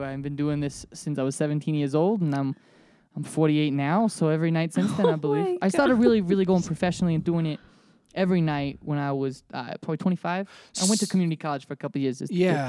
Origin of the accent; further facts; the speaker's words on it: Minnesota, United States; remember that I'm from Minnesota. My father's from New York and he's got a really strong New York accent. And sometimes it cuts through after I've been drinking.